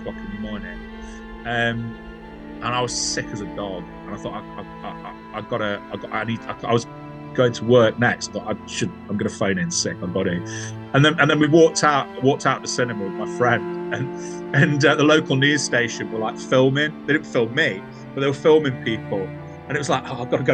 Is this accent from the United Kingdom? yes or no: yes; Nottingham, East Midlands, United Kingdom; I'm from Nottingham